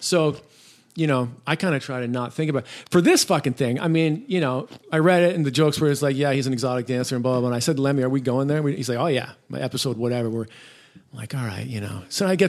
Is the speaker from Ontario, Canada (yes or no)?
yes; Toronto, Ontario, Canada; moved away as an adult; now in South Bay, California, United States; I grew up in Toronto